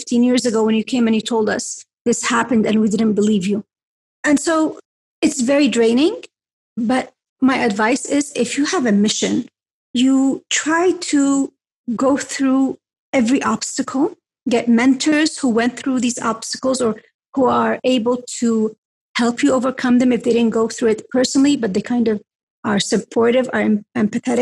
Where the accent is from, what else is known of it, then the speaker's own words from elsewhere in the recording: Mecca, Makkah Province, Saudi Arabia; moved away; I'm from Mecca.